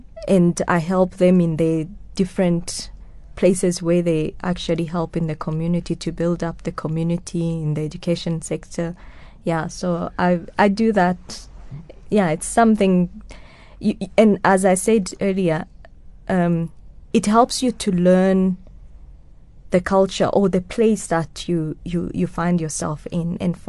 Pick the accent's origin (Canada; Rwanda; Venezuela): Rwanda; first language Kinyarwanda; English is a second language; Actually, we sang this a lot in my mother tongue as a hymn. I grew up with hymns. I know a lot of hymns. yes, I grew up with this in the Kinyarwanda hymns.